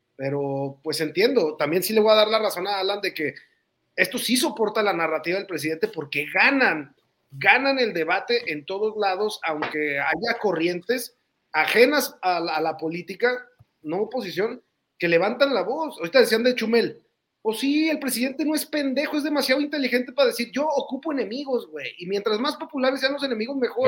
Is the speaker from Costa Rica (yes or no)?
no; northern Mexico, Mexico; Uno es un norteño